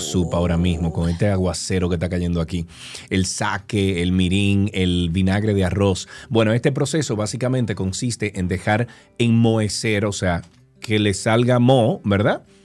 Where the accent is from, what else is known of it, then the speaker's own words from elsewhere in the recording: Dominican Republic; vivo en San Domo, soy dominicano